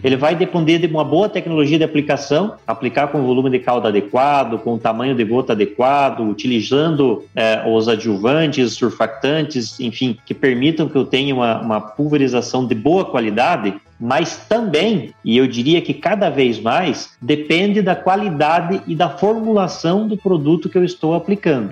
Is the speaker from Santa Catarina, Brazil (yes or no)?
yes; Santa Catarina, Brazil; moved away as an adult; also born or lived in Santa Maria; now in Formosa, Brazil; eu sou natural de Santa Catarina, fiz colégio agrícola em Santa Catarina